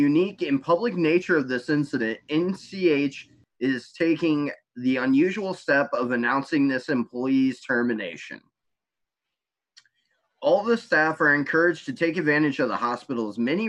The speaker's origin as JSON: {"language": "English", "country": "United States", "said": "I am so proud of being an American."}